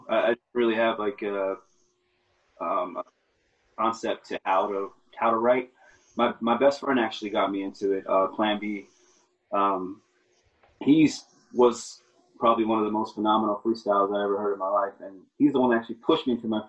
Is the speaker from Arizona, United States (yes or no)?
yes; Yuma, Arizona, United States; I grew up in Yuma, Arizona, in the United States